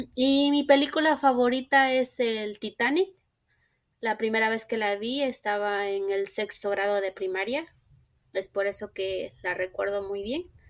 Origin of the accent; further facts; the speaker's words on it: Mexico; now in Minnesota, United States; nací y crecí en México. En la actualidad radico en Estados Unidos, en el estado de Minnesota